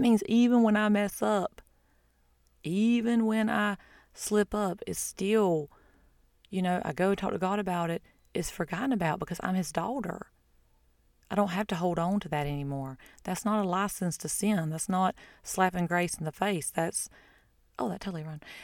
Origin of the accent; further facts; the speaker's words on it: United States; I'm an American, that's not my identity. That's where I'm from or my nationality